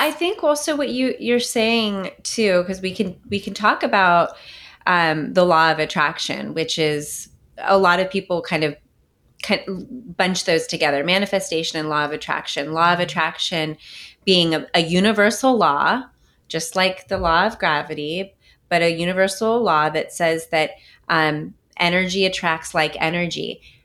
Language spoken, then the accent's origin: English; Bay Area, Silicon Valley, California, United States; I'm from the Bay Area, from California, um, from Silicon Valley